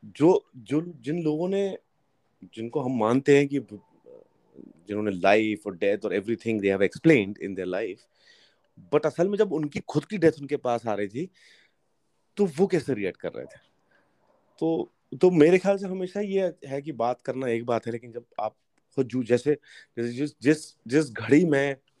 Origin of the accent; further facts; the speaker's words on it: Hoshangabad, Madhya Pradesh, India; also born or lived in Kashmir; मैं होशंगाबाद में पला बड़ा हूँ कश्मीर में पैदा हुआ हूँ